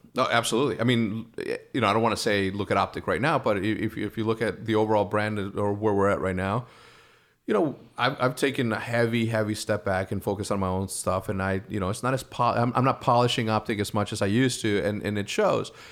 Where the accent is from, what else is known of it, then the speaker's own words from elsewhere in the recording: Wheeling, Illinois, United States; I'm from Wheeling, Illinois